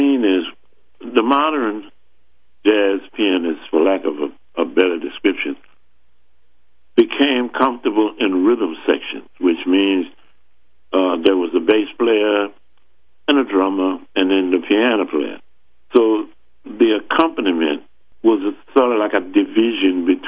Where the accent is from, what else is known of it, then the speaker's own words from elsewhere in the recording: New Orleans, Louisiana, United States; We're both from New Orleans